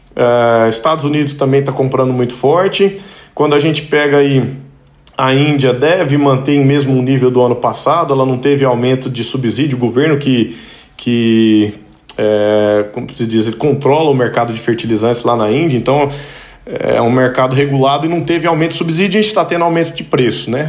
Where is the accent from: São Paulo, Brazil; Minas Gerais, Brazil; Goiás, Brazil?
Minas Gerais, Brazil; Pirapora; moved away; also born or lived in Montes Claros, Brazil / Goiânia, Brazil; eu sou mineiro, nasci em Montes Claros, morei muitos anos em Pirapora, e mudamos pra Goiânia